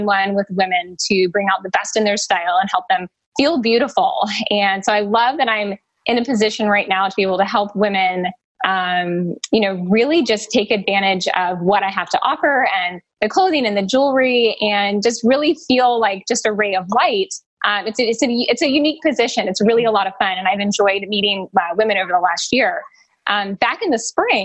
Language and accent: English; East Coast, United States; now in Arizona, United States; I currently live in Arizona, but I hail from the East Coast